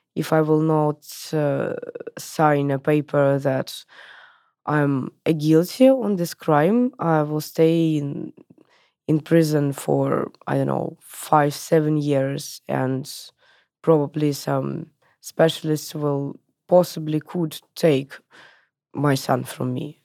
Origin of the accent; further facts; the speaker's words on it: Moscow, Russia; I was born in in Moscow, in Russia in nineties